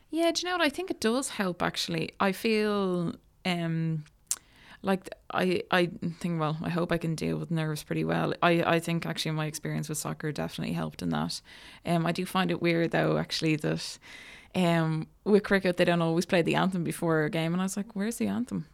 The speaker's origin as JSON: {"language": "English", "country": "Ireland", "tie": "born or raised there", "said": "I grew up in Bornabrina, so it was my, my local club."}